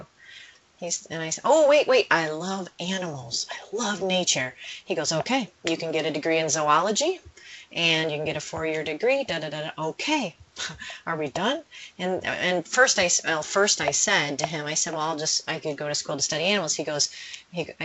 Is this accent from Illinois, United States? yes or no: yes; Beardstown, Illinois, United States; also born or lived in Sycamore, Illinois; I grew up in Beardstown, Illinois, and we had a soil testing lab